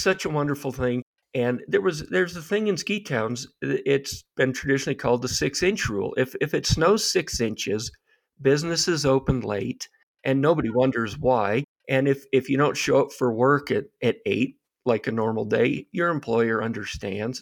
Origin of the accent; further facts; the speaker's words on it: Aspen, Colorado, United States; growing up in Aspen, the ski culture